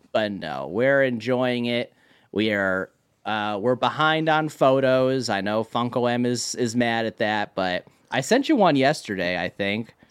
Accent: Marlborough, Connecticut, United States; also born or lived in Hartford, Connecticut; grew up in Marlborough, Connecticut

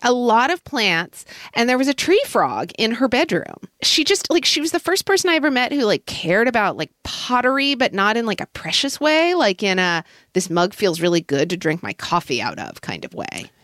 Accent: Oklahoma City, Oklahoma, United States; growing up in Oklahoma

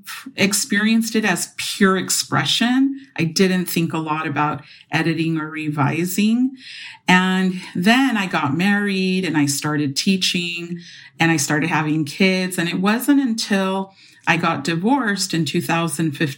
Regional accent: Los Angeles, California, United States; I grew up in Silver Lake.

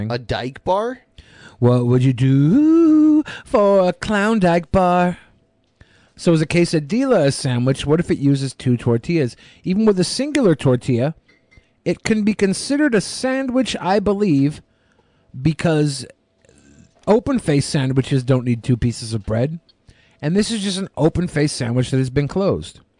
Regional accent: British Columbia, Canada; in BC, I have seen a bear in the well. Uh, I can't really call it a city. Being Canadian, we have igloos.

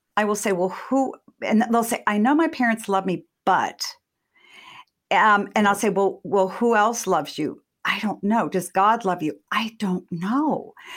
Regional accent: Massachusetts, United States; born or raised there

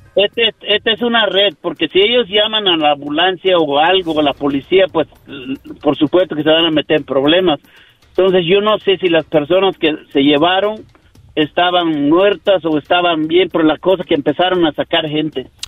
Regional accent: Yucatán, Mexico; now in United States; de México, de Yucatán.

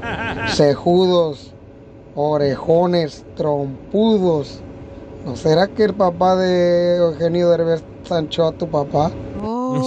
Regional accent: Ocotlán, Jalisco, Mexico; moved away; soy de Ocotlán, Jalisco

